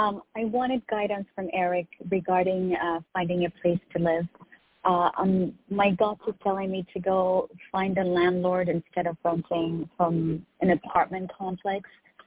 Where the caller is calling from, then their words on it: Texas, United States; I'm calling from Texas.